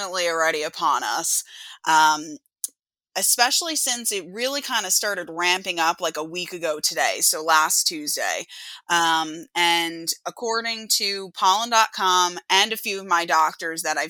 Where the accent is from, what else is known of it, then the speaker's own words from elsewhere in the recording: Long Island, New York, United States; I am from Long Island